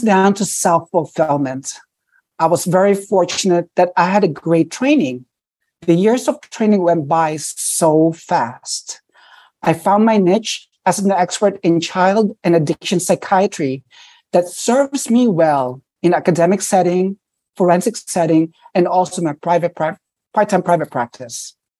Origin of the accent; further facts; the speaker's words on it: New York City, New York, United States; I grew up in New York City. So I did all my training in New York City. I never left.